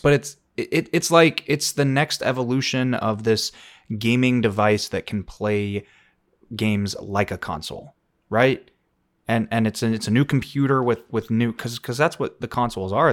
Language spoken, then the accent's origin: English; Florida, United States; growing up in Florida